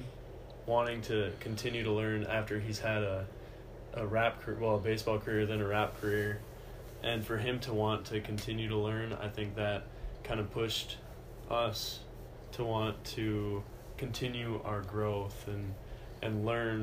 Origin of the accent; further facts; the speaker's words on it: Esko, Minnesota, United States; I'm from Esko, Minnesota